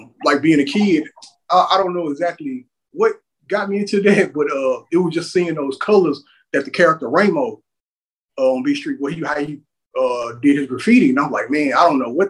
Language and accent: English; Houston, Texas, United States; growing up in on the side of Houston that I'm from, which is called the SWAT